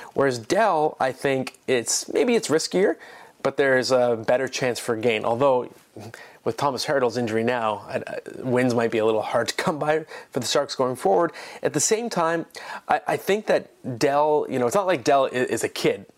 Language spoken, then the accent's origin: English; Ottawa, Ontario, Canada; now in Toronto, Canada; I am in Ottawa in a hotel room. This is my hometown, by the way, born here.